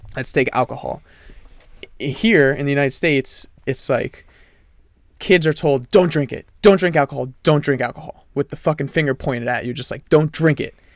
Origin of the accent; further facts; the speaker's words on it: France; moved away; I'm from France